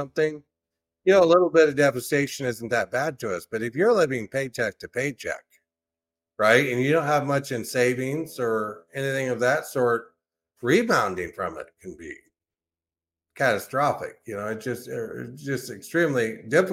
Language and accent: English; Durant, Iowa, United States; I was from Durant